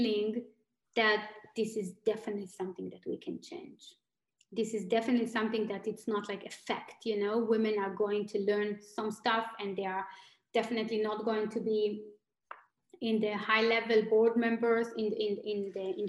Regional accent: Tel Aviv, Tel Aviv District, Israel; moved away as an adult; also born or lived in Germany / Asia / New York / Silicon Valley; now in Berlin, Germany; Originally, I'm from Tel Aviv. I live in Germany for 8 years.

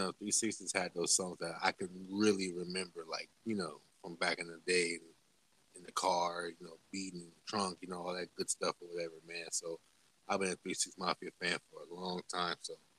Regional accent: the South, United States; I'm from the South type of shit. I was always been a South music listener

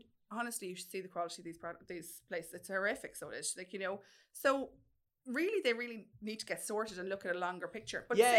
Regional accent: Mullingar, Westmeath, Ireland; I'm from Mullingar.

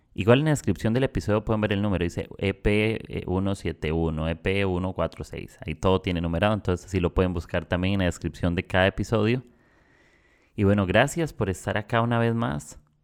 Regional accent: Costa Rica; moved away as an adult; now in Peru; yo soy de Costa Rica y estoy viviendo acá en Perú

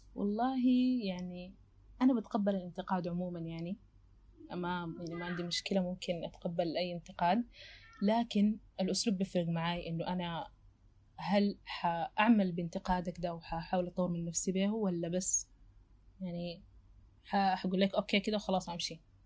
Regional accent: Sudan; بما اني سودانيه

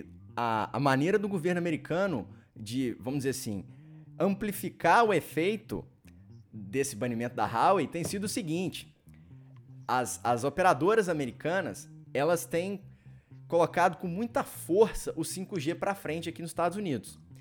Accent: Brazil; now in United States; a gente, enquanto brasileiro

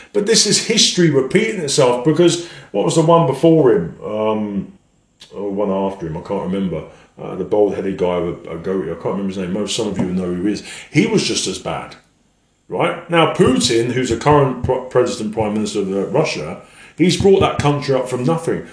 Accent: England, United Kingdom; being an Englishman

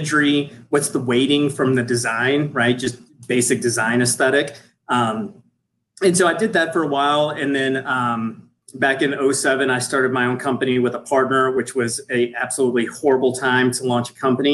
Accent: Houston, Texas, United States; now in Denver, United States; I'm from Houston, Texas originally

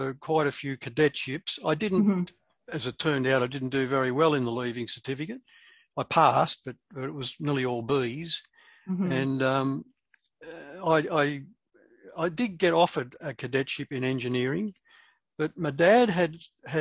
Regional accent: Sydney, New South Wales, Australia; Grew up at South Hurstville.

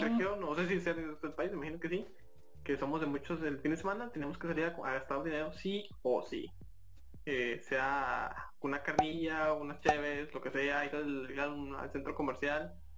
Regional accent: Guadalupe, Nuevo León, Mexico; Nací en Guadalupe, Nuevo León

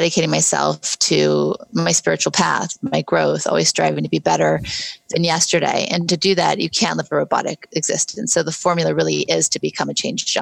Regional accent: Beverly Hills, California, United States; also born or lived in New Orleans, Louisiana; we moved from New Orleans, where I was very happy, to Beverly Hills, California

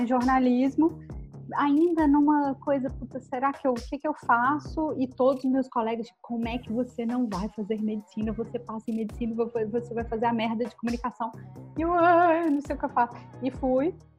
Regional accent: Brazil; Sou brasileira

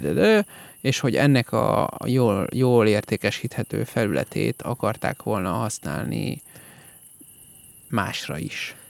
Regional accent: Hungary; Magyar vagyok, nem turista

